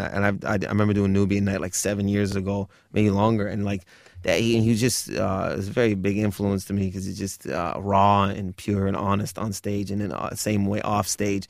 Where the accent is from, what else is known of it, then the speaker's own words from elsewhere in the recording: Windsor, Ontario, Canada; now in Toronto, Canada; Windsor, I'll probably close because it's my hometown.